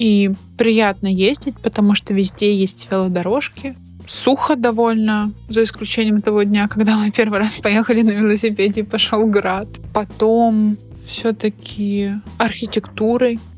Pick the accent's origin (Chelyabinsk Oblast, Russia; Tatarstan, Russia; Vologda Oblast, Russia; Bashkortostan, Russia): Vologda Oblast, Russia; Vologda; moved away; also born or lived in Moscow; Да, я из Вологды